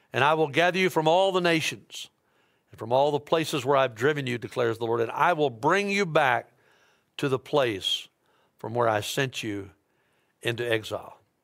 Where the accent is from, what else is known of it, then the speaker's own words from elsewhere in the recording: Dyersburg, Tennessee, United States; now in Memphis, United States; I'm from Dyersburg